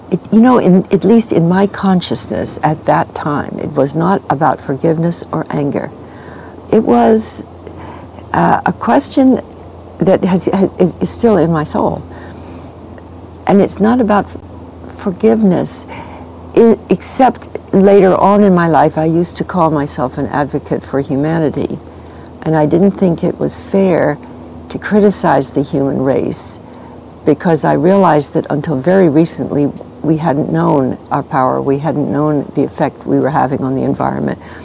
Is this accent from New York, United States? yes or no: yes; New York City, New York, United States; now in Santa Barbara, United States; I grew up in New York City on 80th Street and Fifth Avenue, opposite the Metropolitan